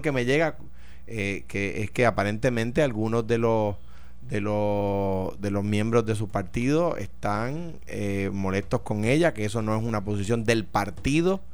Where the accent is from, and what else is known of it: Puerto Rico